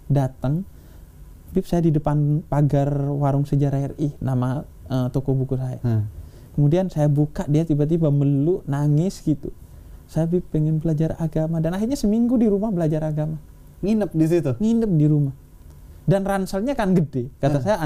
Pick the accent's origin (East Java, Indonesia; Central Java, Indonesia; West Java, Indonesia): East Java, Indonesia; Bondowoso; saya tuh di kampung saya di Jawa Timur di Bondowoso